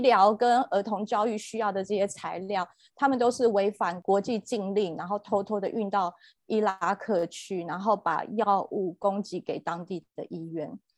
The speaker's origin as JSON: {"language": "Chinese", "country": "Taiwan", "tie": "born or raised there", "said": "我自己在台湾长大的环境，我是在门诺教会，大家知道的门诺医院"}